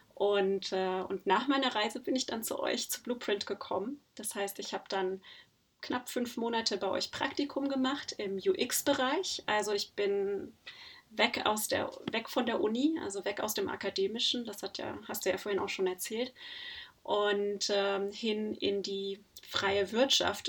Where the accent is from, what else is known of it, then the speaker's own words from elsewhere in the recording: Germany; also born or lived in Netherlands; bei uns in Deutschland